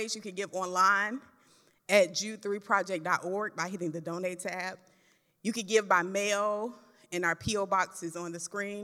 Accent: Florida, United States; I'm from Florida

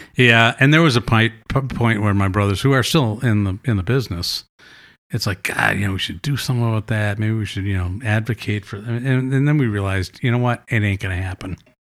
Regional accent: Madison, Wisconsin, United States; moved away as an adult; also born or lived in New York; I moved back to Madison from New York, and I kinda got back to my roots

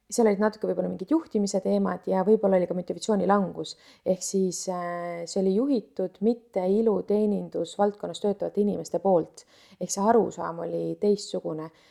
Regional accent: Tallinn, Harju County, Estonia; ma olen tõesti jah üles kasvanud Tallinnas

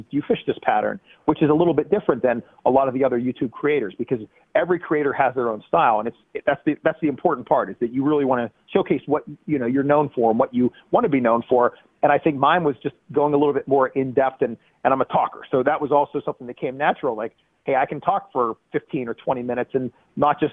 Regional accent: Pennsylvania, United States; I'm from Pennsylvania

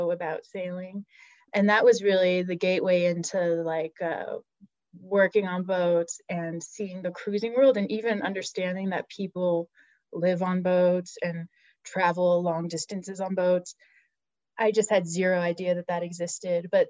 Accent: Los Angeles, California, United States; moved away as an adult; also born or lived in South Africa (family); now in Bay Area, United States; I grew up in Los Angeles, like outside of Los Angeles, and came up to the Bay Area for college

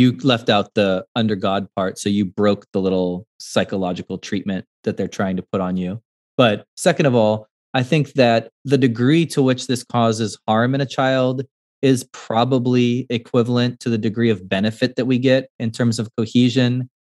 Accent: California, United States; I'm not from the United States, I'm from California

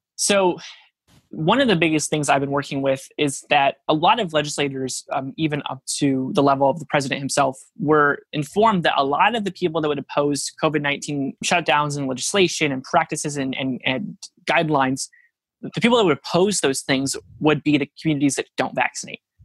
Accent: Norwalk, United States; my hometown of Norwalk, which is a really small town

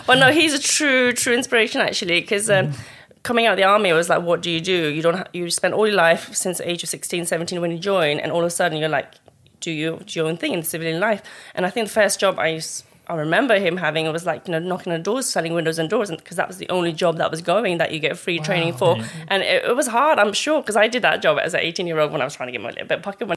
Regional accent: Colchester, East of England, United Kingdom; also born or lived in Mustang, Nepal; I grew up in Colchester since I was eight, nine years old and lived there, you know, army background, Nepali family, um, settled there

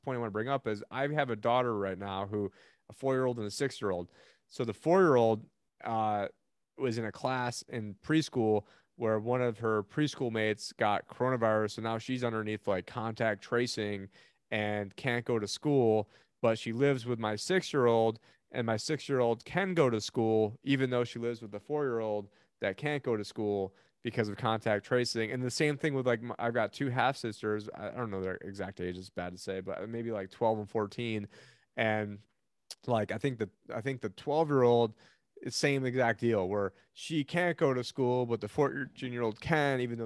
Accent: Buffalo, New York, United States; I'm from Buffalo, New York

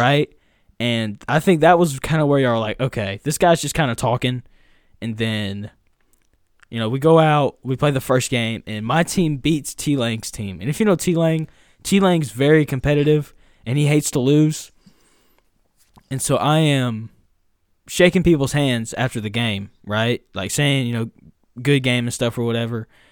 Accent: Jacksonville, Arkansas, United States; I'm from Jacksonville, Arkansas

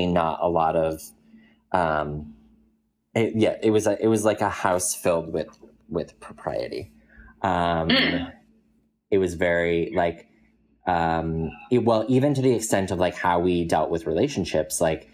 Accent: Colorado, United States; I grew up in Colorado

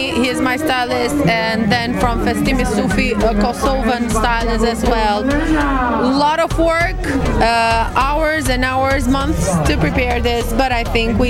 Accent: Albania; I'm from Albania.

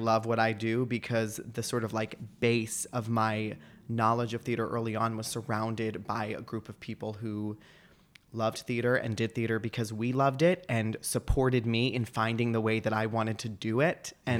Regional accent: Hillsborough, New Jersey, United States; It's in Somerset, New Jersey. Okay. I grew up in Hillsboro, which is like the next town over.

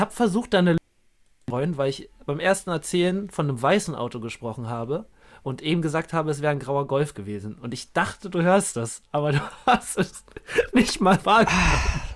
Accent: Berlin, Germany; wir beide kommen ja auch aus Berlin

